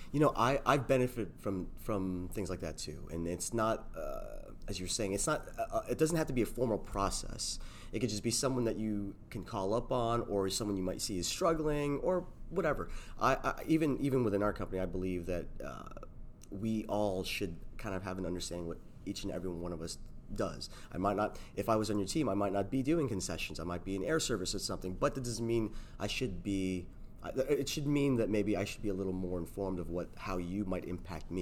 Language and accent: English; South Florida, United States; I'm from South Florida